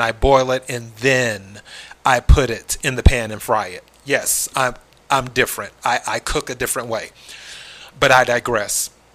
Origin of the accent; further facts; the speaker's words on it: South Carolina, United States; moved away; I'm originally from the South, South Carolina to be exact.